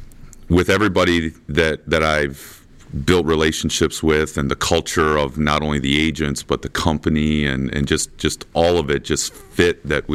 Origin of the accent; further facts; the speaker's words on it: Washington, Michigan, United States; I'm from Washington, Michigan